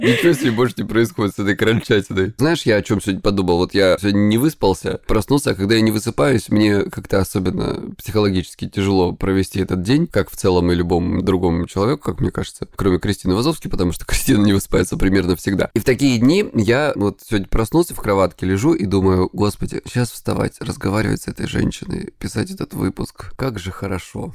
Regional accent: Krasnodar Krai, Russia; я из Кубани

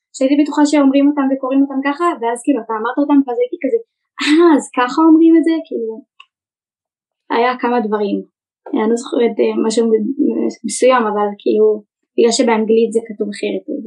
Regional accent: Ganei Tal, Israel; מגני טל

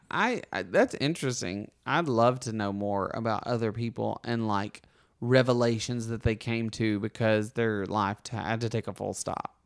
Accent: Alabama, United States; moved away as an adult; now in Los Angeles, United States; Books A Million is in my hometown

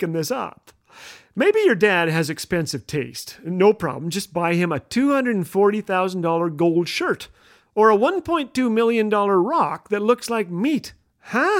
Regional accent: Canada; if you live in an igloo like I do as a Canadian

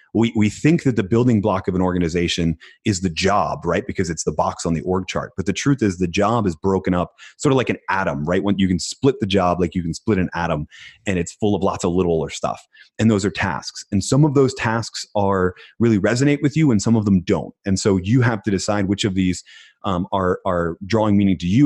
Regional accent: Philadelphia, Pennsylvania, United States; I was born in Philadelphia and we're like the city of underdogs

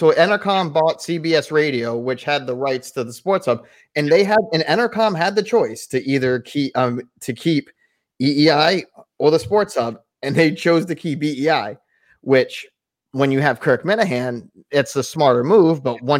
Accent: Bristol, Connecticut, United States; because I was from Bristol.

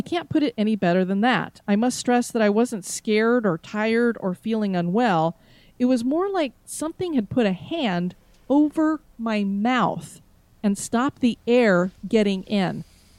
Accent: Florida, United States; I do get chilled very easily since I am from Florida.

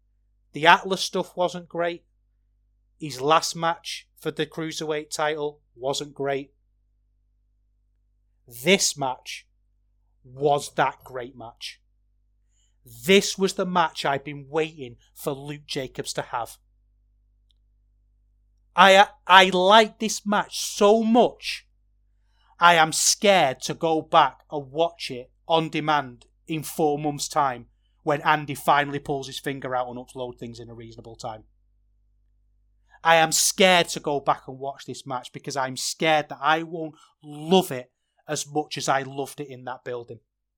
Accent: Manchester, North West England, United Kingdom; And I'm from Manchester. I'm supposed to hate the Scousers. But I don't, because I love Liverpool.

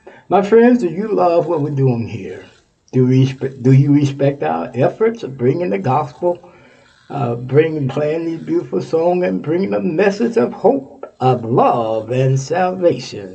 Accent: Texas, United States; moved away; My home state of Texas.

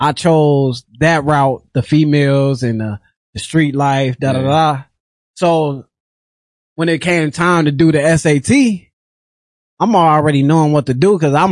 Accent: Rockford, Illinois, United States; But I'm from Rockford, Illinois. You know what I'm saying? I'm from the West Side. I grew up on the West Side

